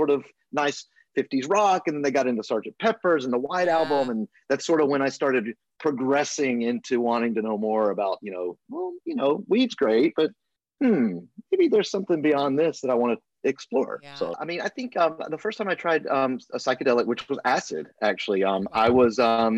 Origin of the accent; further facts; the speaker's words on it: Alabama, United States; moved away as an adult; also born or lived in Los Angeles; I was born and raised in Alabama